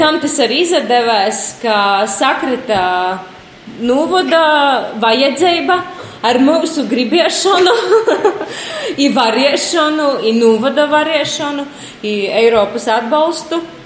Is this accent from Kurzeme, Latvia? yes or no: no; Latgale, Latvia; accent: Latgalian; Latvian is a second language